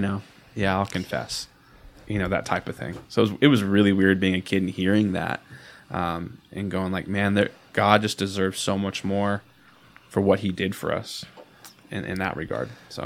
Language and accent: English; Odessa, Texas, United States; I'm born and raised in Odessa